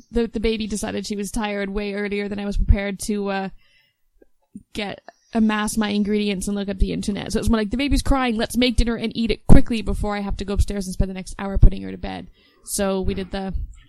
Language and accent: English; Canada; now in Ireland; me being Canadian